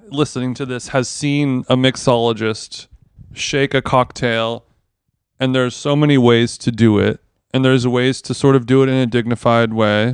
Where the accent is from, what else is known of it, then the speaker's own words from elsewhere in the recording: Orange County, California, United States; growing up in Orange County, as a child